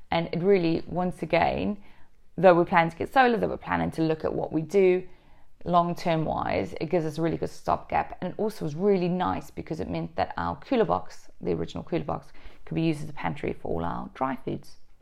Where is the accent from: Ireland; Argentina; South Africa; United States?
South Africa; Durban, KwaZulu-Natal; moved away; I'm actually South African. And where I grew up was actually very warm. It was something like three hundred and twenty, forty days of sunshine a year. Um, the coldest it got in Durban, South Africa